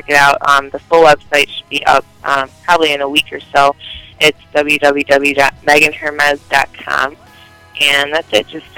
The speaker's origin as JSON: {"language": "English", "town": "Detroit", "region": "Michigan", "country": "United States", "tie": "born or raised there", "moved": "yes", "said": "that's my hometown"}